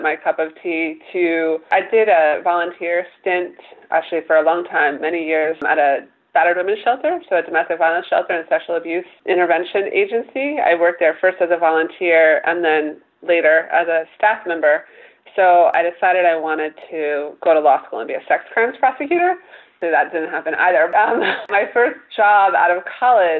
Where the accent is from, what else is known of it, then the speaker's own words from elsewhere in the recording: Washington, District of Columbia, United States; also born or lived in Maryland; I actually grew up right outside of Washington, D.C., so I consider D.C. my hometown.